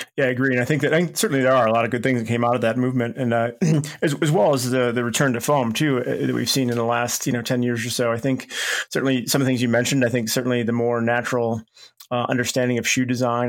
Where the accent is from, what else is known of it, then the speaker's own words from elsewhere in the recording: Chicago, Illinois, United States; moved away; went back to my hometown of Chicago